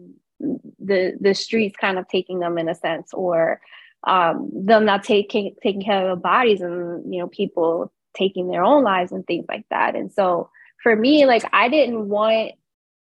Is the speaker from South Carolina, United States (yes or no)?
no; Camden, New Jersey, United States; born and raised in Camden, New Jersey